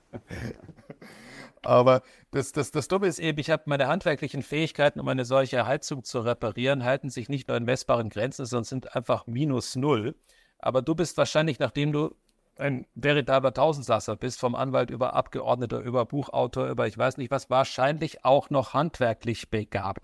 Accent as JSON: {"language": "German", "town": "Neubeuern", "region": "Bavaria", "country": "Germany", "tie": "born or raised there", "also_born_or_lived": "Upper Franconia, Bavaria", "said": "durfte ich genau dreieinhalb Jahre zur Schule gehen, weil dann mein Vater beschlossen hat, aus dem Oberfränkischen ins Oberbayerische hinunterzuziehen"}